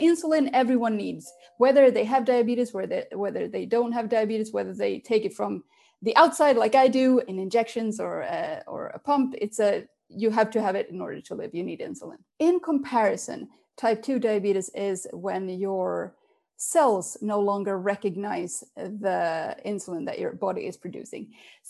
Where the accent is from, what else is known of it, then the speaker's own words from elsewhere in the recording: Finland; English is a second language; also born or lived in Sweden / London / Berlin; now in Switzerland; I was born in Sweden. I am half Swedish, half Finnish. So then after a while, we moved to Finland. And then I moved to Switzerland when my father got a job here.